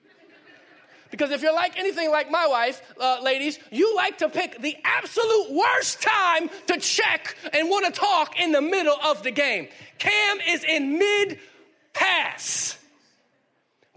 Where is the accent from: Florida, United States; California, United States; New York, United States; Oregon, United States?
Florida, United States; Miami; moved away; also born or lived in Harrisburg, North Carolina / Durham, North Carolina; I grew up in the city, Miami